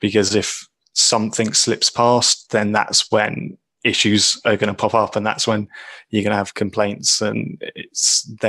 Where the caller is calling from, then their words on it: England, United Kingdom; I'm calling in from England.